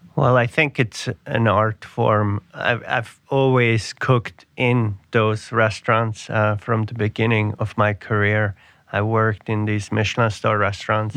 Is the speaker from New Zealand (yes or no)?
no; Switzerland; now in New York City, United States; I grew up in Switzerland